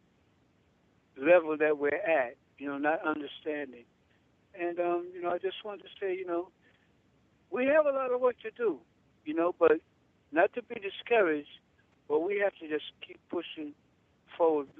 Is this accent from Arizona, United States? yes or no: no; New York, United States; now in Florida, United States; I'm a native from New York